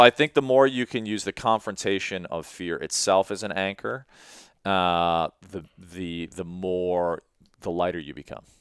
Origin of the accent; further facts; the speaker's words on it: Chicago, Illinois, United States; moved away as an adult; also born or lived in Sri Lanka; I grew up in Chicago